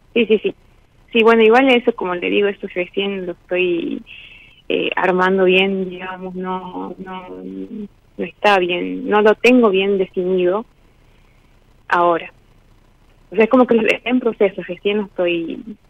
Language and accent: Spanish; Salta, Argentina; De Salta, de Salta.